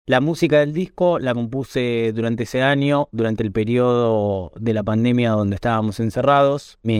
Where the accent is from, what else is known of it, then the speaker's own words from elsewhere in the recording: Buenos Aires, Argentina; born there; soy argentino, nací en Buenos Aires